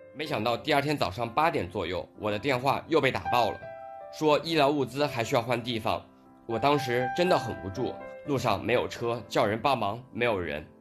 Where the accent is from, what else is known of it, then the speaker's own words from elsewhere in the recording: Wuhan, Hubei, China; also born or lived in Anhui; 虽然我不是湖北人，但我四岁就从安徽来到武汉，吃着鸭脖子、热干面，听着江轮的汽笛声，守着黄鹤楼长大，这里有我各种成长的记忆